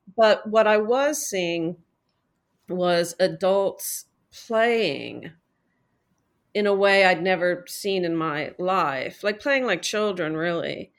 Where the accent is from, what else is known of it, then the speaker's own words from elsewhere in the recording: Midwest, United States; I grew up in the Midwest